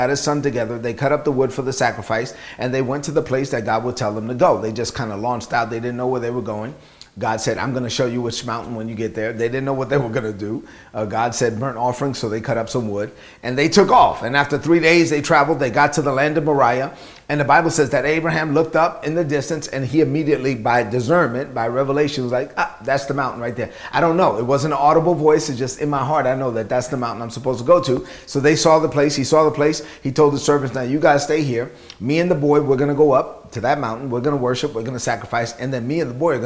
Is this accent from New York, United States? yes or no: yes; New York City, New York, United States; I grew up in Brooklyn.